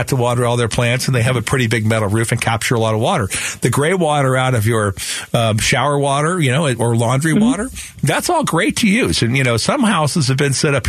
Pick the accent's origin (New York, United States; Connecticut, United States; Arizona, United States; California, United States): Arizona, United States; Phoenix; Where we grew up in Sunny Slope, we always used our wash water for watering our citrus trees.